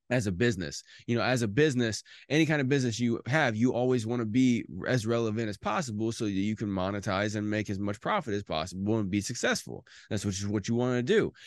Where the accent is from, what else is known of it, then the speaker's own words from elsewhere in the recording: Indiana, United States; I'm from Indiana